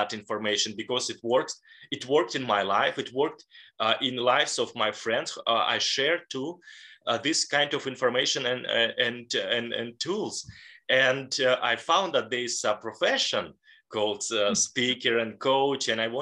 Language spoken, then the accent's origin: English; Leningrad Oblast, Russia; in a small city close to Finland and St. Petersburg. And I was born in a regular family